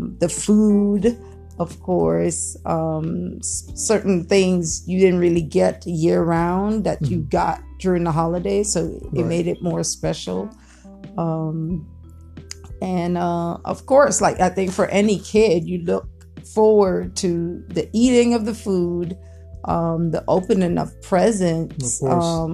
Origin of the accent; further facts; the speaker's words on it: U.S. Virgin Islands; growing up in the Virgin Islands